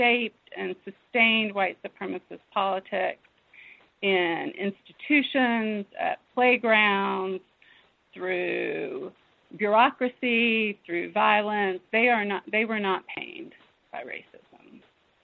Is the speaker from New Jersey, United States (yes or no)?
no; southwestern Virginia, United States; also born or lived in Lexington, Virginia; I was born in Lexington, Virginia, and I grew up on the edge of the coal fields in southwestern Virginia